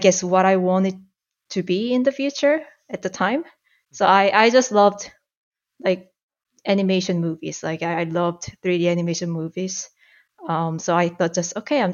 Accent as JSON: {"language": "English", "region": "Seoul", "country": "South Korea", "tie": "born or raised there", "also_born_or_lived": "Toronto, Canada", "second_language": "English", "moved": "as an adult", "lives_now": "Canada", "said": "I'm from South Korea. I was born and raised in Seoul. And I moved to Canada"}